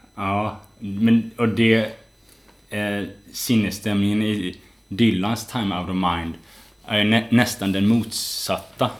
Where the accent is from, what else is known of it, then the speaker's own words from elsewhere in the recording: West Coast, Sweden; moved away; när jag är hemma på västkusten, där jag kommer ifrån, hälsar på mina föräldrar